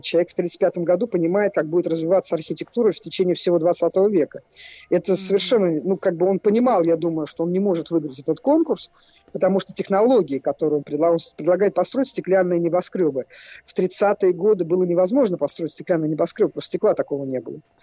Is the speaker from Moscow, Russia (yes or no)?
yes; Moscow, Russia; Я как человек, э, который родился и вырос в Москве